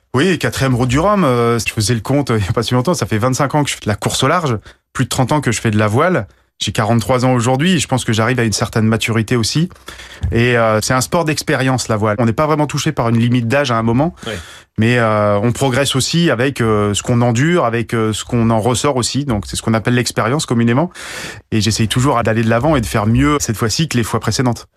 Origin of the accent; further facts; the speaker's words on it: Guadeloupe; also born or lived in Briançon; je suis né dans les montagnes et j'ai fini par euh, grandir euh, en Guadeloupe